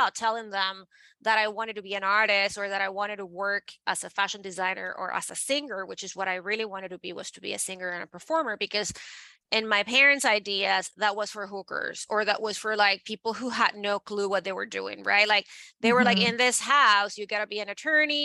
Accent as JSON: {"language": "English", "country": "Venezuela", "tie": "born or raised there", "moved": "as an adult", "lives_now": "New York City, United States", "said": "I am born and raised in Venezuela"}